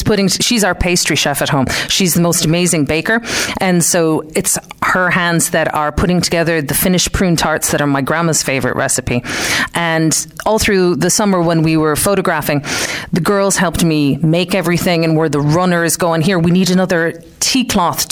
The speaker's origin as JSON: {"language": "English", "area": "Clare", "region": "Munster", "country": "Ireland", "tie": "born or raised there", "also_born_or_lived": "Detroit, United States", "moved": "as an adult", "lives_now": "West Limerick, Ireland"}